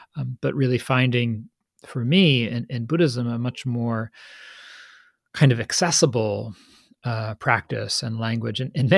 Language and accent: English; Northeast, United States; we grew up in the Northeast, in the U.S., in this very similar sea of unspoken values and pressures